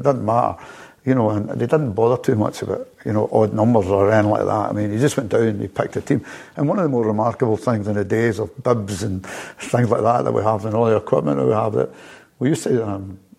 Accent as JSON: {"language": "English", "town": "Glasgow", "region": "Scotland", "country": "United Kingdom", "tie": "born or raised there", "said": "I grew up in Carmyle, just about maybe 2-3 miles from Celtic Park. I was there, just on the edge of city boundaries, there."}